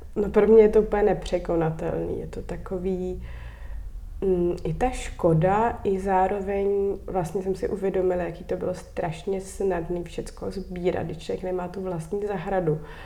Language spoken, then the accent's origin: Czech; Prague, Czechia; moved away as an adult; also born or lived in Kokořínsko; Já jsem vyrostla na Vršovický